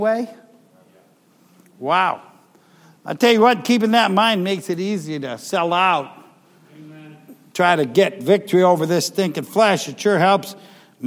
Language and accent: English; Ohio, United States; moved away; I'm from Ohio